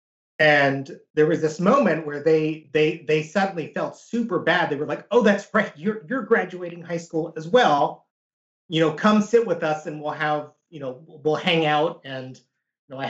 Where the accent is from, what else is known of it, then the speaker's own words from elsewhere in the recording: United States; growing up as a Korean American in the United States